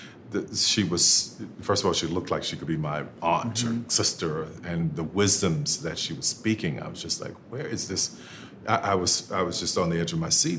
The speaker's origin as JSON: {"language": "English", "town": "New Orleans", "region": "Louisiana", "country": "United States", "tie": "born or raised there", "said": "growing up in New Orleans, you know, and walking from end to end of Bourbon Street"}